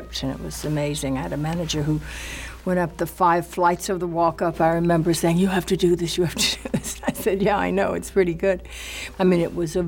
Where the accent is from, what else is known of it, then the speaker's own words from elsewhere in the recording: North Florida, United States; I'm from North Florida, which is very southern, so I grew up with those kinds of people